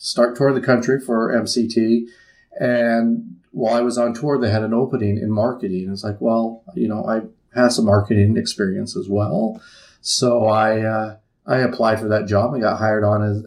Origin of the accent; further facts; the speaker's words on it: Utah, United States; moved away as an adult; now in Missoula, United States; I grew up in Utah